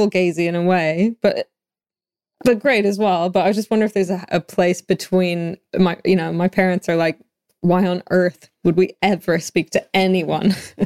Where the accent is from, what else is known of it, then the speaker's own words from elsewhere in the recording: Canada; now in London, United Kingdom; I'm from Canada